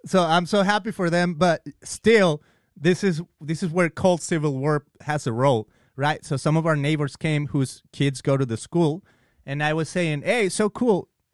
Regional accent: Mexico; moved away; I'm from Mexico. I'm I'm Mexican

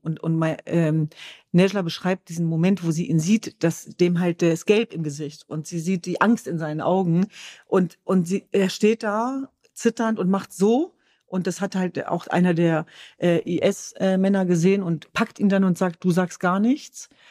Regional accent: Germany; ich bin äh, Jesidin, ich bin Kurdin, ich bin Deutsch, ich bin Europäerin

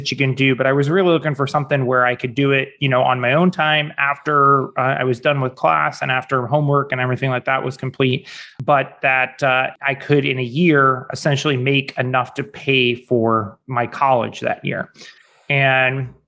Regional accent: St. Louis, Missouri, United States; also born or lived in Orange County, California / Chicago / Denver, Colorado; Um, I'm originally from St. Louis, Missouri, go Cardinals, and uh, have lived in a number of places since then.

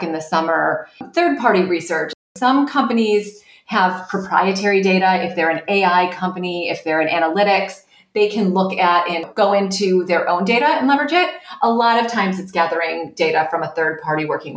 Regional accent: right outside of Detroit, Michigan, United States; I grew up in Michigan, right outside of Detroit

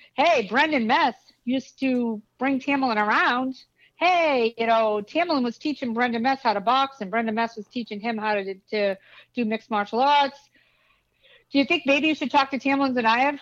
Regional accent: Boston, Massachusetts, United States; also born or lived in Los Angeles; I'm from East Boston. I still have my place there. I'm never giving it up

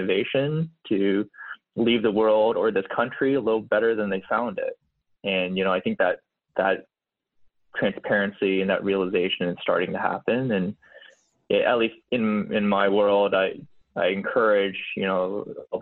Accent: Boulder, Colorado, United States; now in San Francisco, United States; I was born in Boulder, Colorado

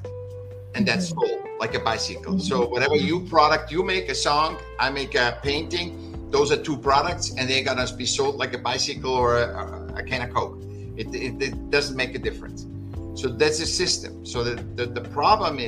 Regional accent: Vienna, Austria; I was born in Vienna, in Austria

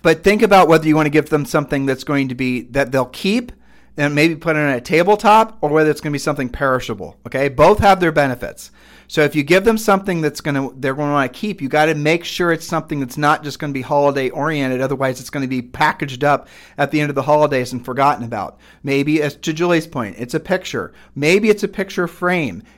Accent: Ohio, United States; we're from Ohio

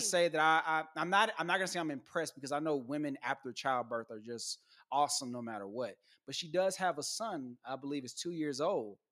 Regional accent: Texas, United States; I'm not from here. I'm from Texas.

